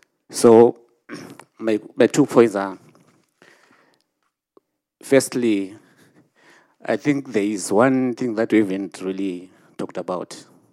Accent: Zimbabwe; born or raised there

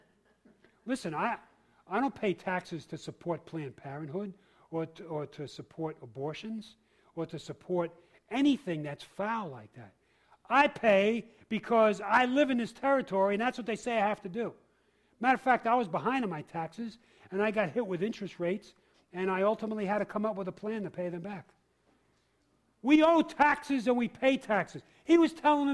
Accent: New York City, New York, United States; also born or lived in Harlem, New York; now in Boston, United States; I was born in Harlem and raised in the Bronx

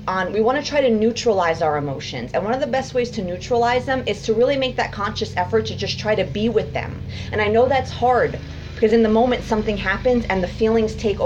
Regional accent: United States; I was born in America

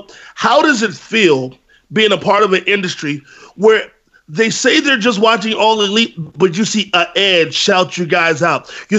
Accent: Virginia, United States; I grew up in Virginia in the Mid-Atlantic wrestling area.

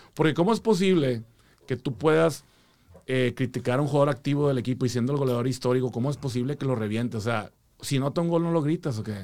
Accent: Monterrey, Nuevo León, Mexico; now in Houston, United States; De Monterrey, compadre

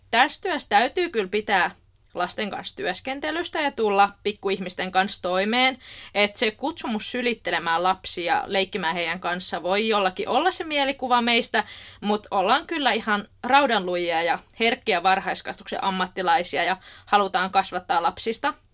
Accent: Helsinki, Uusimaa, Finland; moved away; Oikeastaan tuota Rauman kampukselta, eli Rauman opettajan koulutuslaitokselta, ja mä oon alun perin kotoisin Helsingistä.

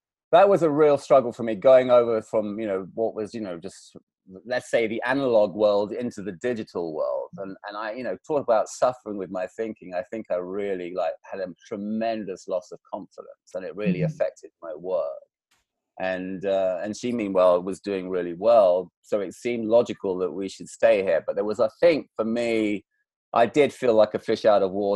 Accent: England, United Kingdom; now in Los Angeles, United States; this very Scottish name and being an Englishman to boot

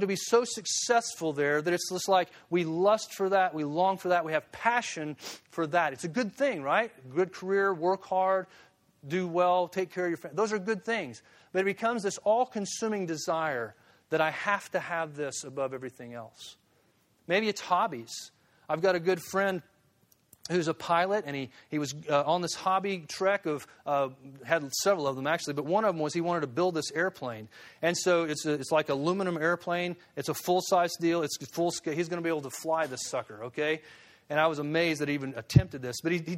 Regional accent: Springfield, Missouri, United States; It's like on my grandfather's farm. I grew up in Springfield.

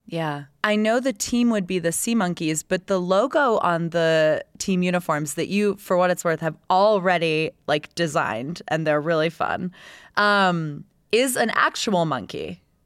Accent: Tampa, Florida, United States; moved away; I grew up in Tampa Bay, and when I moved there, we had just got the Lightning.

